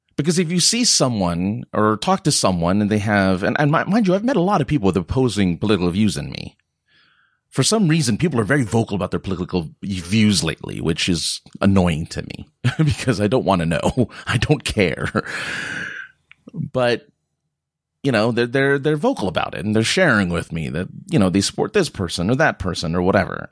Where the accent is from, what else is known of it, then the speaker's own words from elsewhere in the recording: California, United States; being a Californian